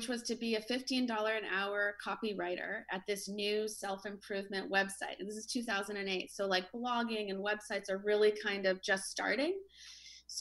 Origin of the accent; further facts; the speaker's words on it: Canada; now in Venice; I kind of grew up in a small Canadian town